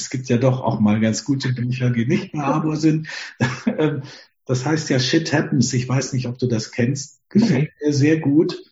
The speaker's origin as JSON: {"language": "German", "country": "Germany", "said": "Wir haben ja als Deutsche"}